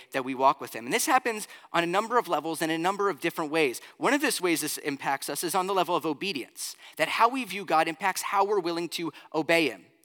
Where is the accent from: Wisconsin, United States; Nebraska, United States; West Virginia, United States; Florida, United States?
Florida, United States; moved away; also born or lived in Pennsylvania; growing up in Florida